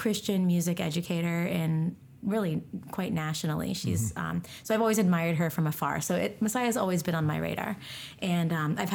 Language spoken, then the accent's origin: English; Pennsylvania, United States; also born or lived in Georgia; I'm from Pennsylvania. Mm-hmm. I taught public school outside of Philadelphia. So Pennsylvania is my home